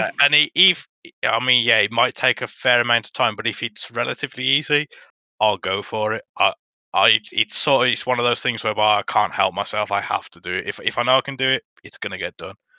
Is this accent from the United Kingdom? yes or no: yes; Dudley, West Midlands, United Kingdom; accent: Black Country